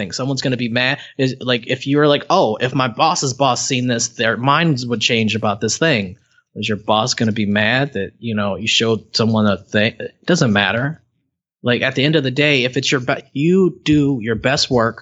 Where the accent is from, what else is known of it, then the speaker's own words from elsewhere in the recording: Cleveland, Ohio, United States; I'm from Cleveland